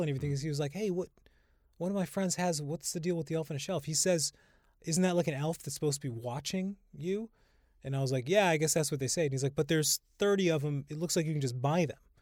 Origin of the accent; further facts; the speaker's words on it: Holyoke, Massachusetts, United States; now in Brooklyn, United States; growing up in Holyoke, we had, my grandmother lived across the street.